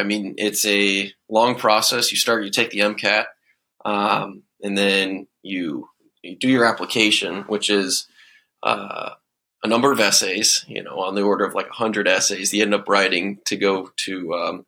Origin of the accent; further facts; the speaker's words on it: Cincinnati, Ohio, United States; now in Columbus, United States; I'm from Cincinnati